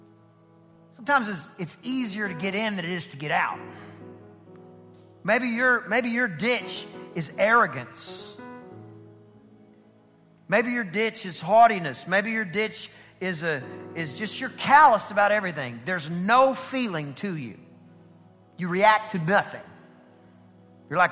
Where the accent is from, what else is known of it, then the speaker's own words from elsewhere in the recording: Southeast Texas, United States; I am from Southeast Texas. I'm a country kid